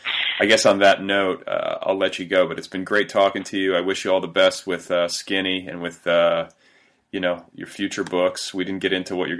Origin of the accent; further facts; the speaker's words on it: Midwest, United States; now in Los Angeles, United States; I grew up in the Midwest